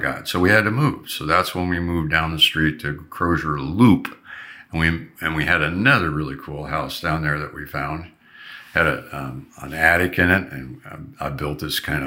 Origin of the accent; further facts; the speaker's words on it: Long Beach, California, United States; We had neighbors that I grew up with in Long Beach